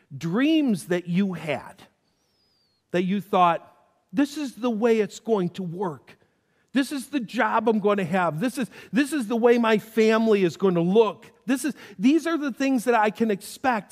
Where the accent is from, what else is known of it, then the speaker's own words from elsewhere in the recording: North Tonawanda, New York, United States; when I refer to my hometown, I refer to North Tonawanda, the place I was born